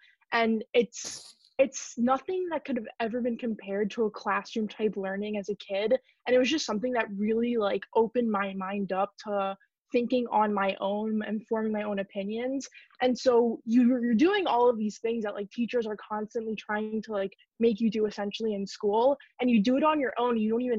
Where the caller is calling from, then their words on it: New York City, New York, United States; Yes, I'm calling in from New York City